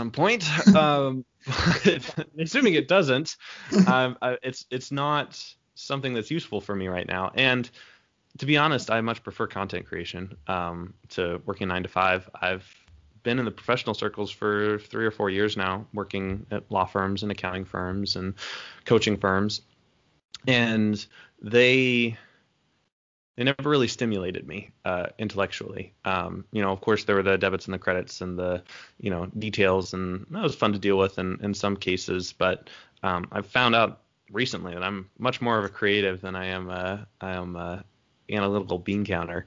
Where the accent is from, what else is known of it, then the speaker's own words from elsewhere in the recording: United States; I'm a dumb American